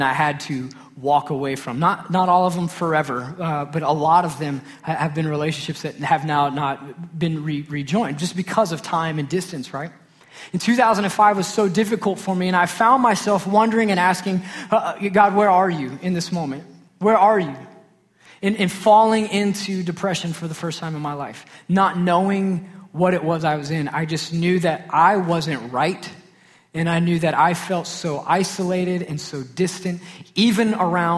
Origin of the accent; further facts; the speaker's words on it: Sachse, Texas, United States; I grew up in Saxe, Texas